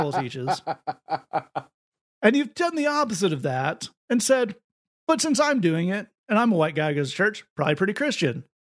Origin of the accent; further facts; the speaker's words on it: the South, United States; I'm a male. I'm from the South